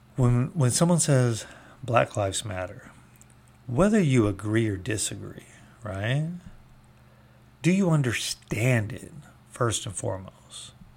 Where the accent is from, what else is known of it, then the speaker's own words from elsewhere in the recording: United States; I have been proud as an American for my almost forty-eight years